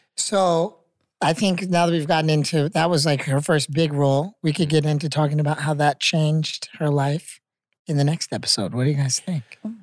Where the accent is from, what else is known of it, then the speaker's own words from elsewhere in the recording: Chapel Hill, North Carolina, United States; moved away; I'm from Chapel Hill